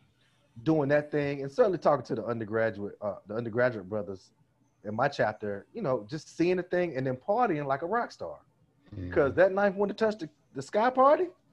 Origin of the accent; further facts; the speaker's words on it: Red Springs, North Carolina, United States; I'm from Red Springs, North Carolina. We don't get that type of exposure down there